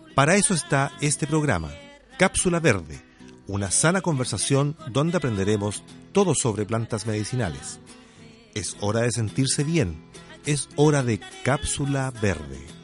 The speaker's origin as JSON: {"language": "Spanish", "country": "Switzerland", "tie": "born or raised there", "also_born_or_lived": "Germany", "second_language": "Spanish", "moved": "as an adult", "lives_now": "Chile", "said": "yo soy alemana, eh, me, crié en, Suiza"}